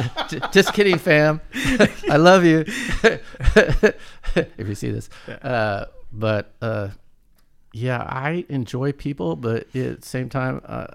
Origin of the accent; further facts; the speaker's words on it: Oakland, California, United States; I come from Oakland and we didn't have a lot of money.